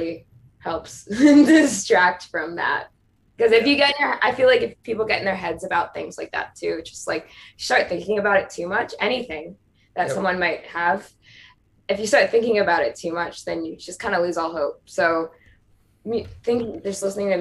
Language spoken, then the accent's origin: English; Philadelphia, Pennsylvania, United States; moved away; I pronounce it water too. So because I'm from Philly area